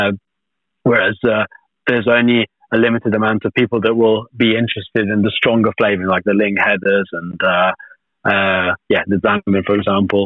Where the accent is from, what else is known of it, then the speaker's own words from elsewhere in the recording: Tuscany, Italy; moved away; where I grew up in Tuscany